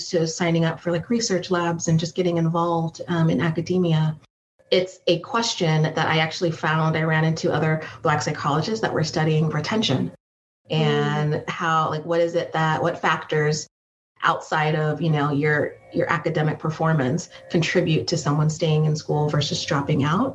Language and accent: English; San Jose, California, United States; So I grew up in San Jose, which is the South Bay Area